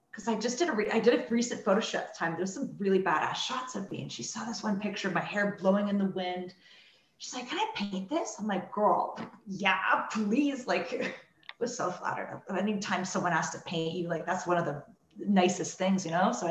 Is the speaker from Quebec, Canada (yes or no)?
no; Kitchener, Ontario, Canada; I'm from Kitchener.